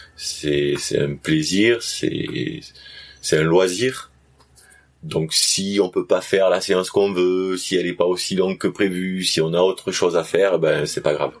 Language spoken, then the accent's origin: French; south of France, France; accent: southern French; also born or lived in Réunion; je viens du sud de la France comme euh, on peut l'entendre, je pense à mon accent.